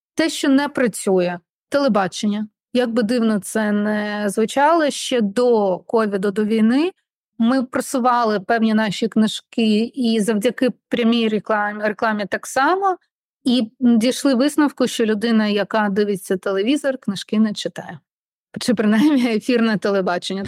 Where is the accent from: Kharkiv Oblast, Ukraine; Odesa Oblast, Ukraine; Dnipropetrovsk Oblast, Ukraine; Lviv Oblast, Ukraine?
Odesa Oblast, Ukraine; Odesa; Ukrainian is a second language; я з Одеси, я розмовляла в житті російською